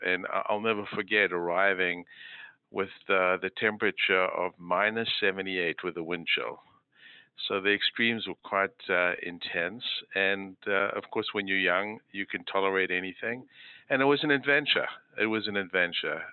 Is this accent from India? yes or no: no; South Africa; moved away as an adult; also born or lived in Moose Jaw, Saskatchewan, Canada / Philadelphia, United States / Boston, United States; now in Hartford, United States; I grew up in South Africa where I did my medical school training